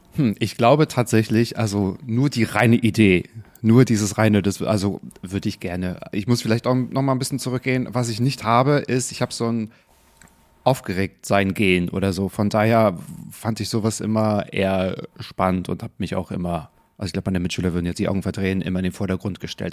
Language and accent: German; Northern Germany, Germany; ich komme auch aus dem Norden